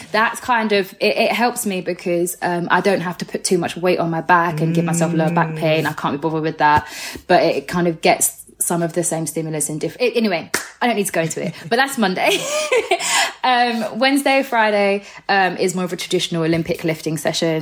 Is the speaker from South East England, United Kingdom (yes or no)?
no; Orpington, London, United Kingdom; I grew up in Orpington, part of Bromley. So basically, yeah, Bromley, southeast, all that area